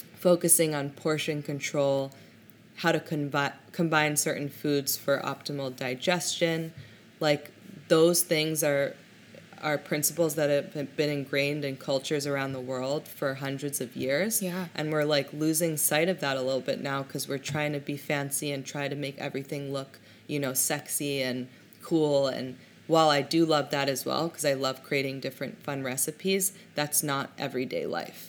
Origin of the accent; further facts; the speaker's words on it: Hong Kong; also born or lived in Berlin, Germany; now in New York City, United States; I was born in Hong Kong